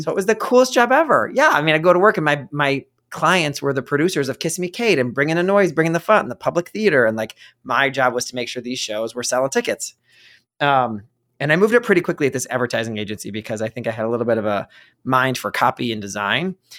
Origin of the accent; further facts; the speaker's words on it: Ohio, United States; moved away; also born or lived in New York; I grew up in Ohio